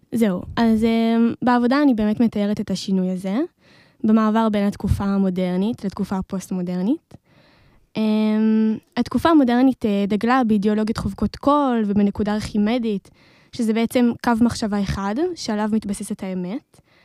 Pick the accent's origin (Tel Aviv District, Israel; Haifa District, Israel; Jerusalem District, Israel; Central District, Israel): Central District, Israel; Modi'in; אני uh, ממודיעין